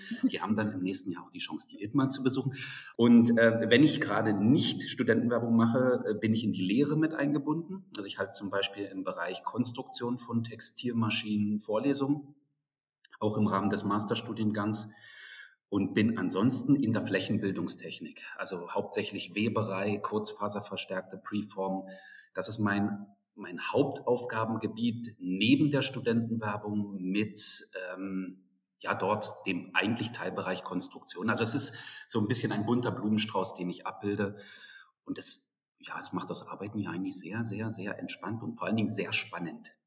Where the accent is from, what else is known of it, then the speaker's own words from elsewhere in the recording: Berlin, Germany; moved away as an adult; now in Dresden, Germany; Also ich bin aufgewachsen in Berlin, habe dort mein Abitur gemacht.